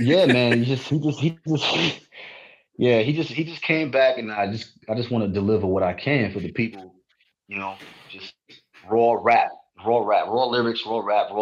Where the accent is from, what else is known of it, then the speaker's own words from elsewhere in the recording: New York City, New York, United States; also born or lived in Dominica; I grew up in Queens, South Jamaica, Queens.